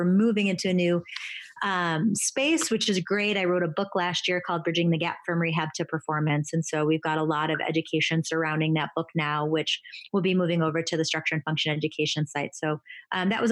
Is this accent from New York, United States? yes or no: yes; Buffalo, New York, United States; moved away as an adult; also born or lived in North Carolina; I'm from Buffalo, New York